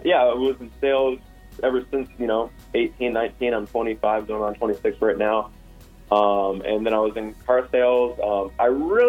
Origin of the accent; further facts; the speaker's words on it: Las Vegas, Nevada, United States; also born or lived in California / South Carolina; I was born here in Las Vegas, born and raised here. Lived 20-some years here in Vegas.